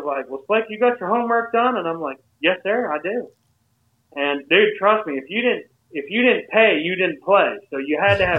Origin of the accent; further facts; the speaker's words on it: Maine, United States; moved away; also born or lived in Nashville, Tennessee; we're going to take you to Bangor, Maine, which was about a two-hour ride from my hometown.